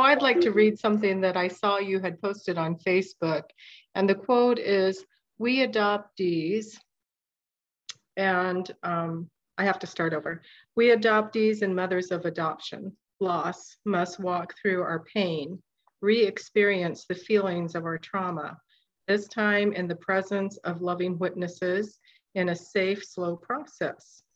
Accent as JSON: {"language": "English", "region": "Midwest", "country": "United States", "tie": "born or raised there", "also_born_or_lived": "South Korea", "said": "I grew up in the Midwest."}